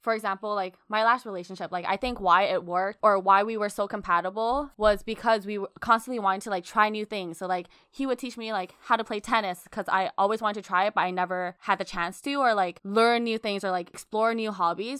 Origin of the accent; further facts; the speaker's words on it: Australia; I was born in Australia